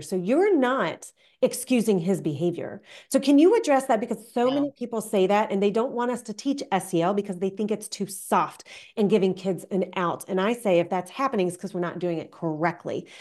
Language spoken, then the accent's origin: English; United States; also born or lived in Canada; I grew up in the American system